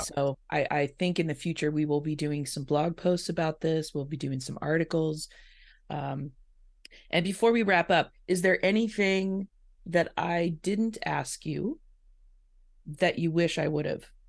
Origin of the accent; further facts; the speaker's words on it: Indiana, United States; now in West Coast, United States; I grew up in Indiana, so I'm a Midwest girl